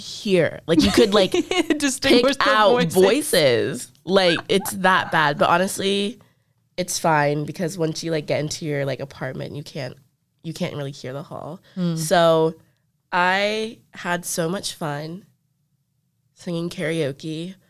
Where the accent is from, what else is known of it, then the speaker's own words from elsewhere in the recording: Louisville, Kentucky, United States; But I care because I'm from Louisville.